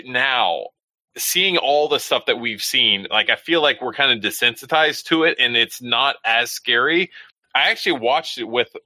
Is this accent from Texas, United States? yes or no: yes; Texas, United States; moved away; We didn't have Svengoolie back in Texas and stuff. So I grew up on Elvira, Joe Bob Briggs